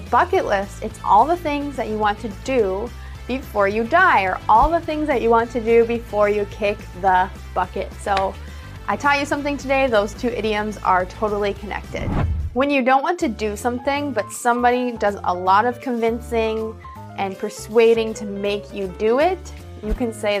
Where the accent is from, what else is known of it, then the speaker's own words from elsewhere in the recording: United States; accent: American English; I'm an American English speaker